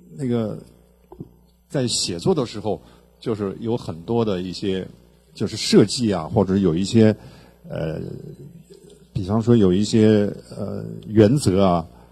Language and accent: Chinese; Xinjiang, China; 我是来自于新疆